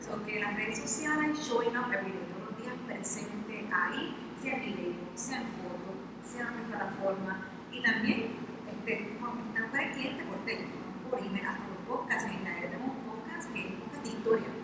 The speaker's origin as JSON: {"language": "Spanish", "town": "Ponce", "country": "Puerto Rico", "said": "soy de Ponce"}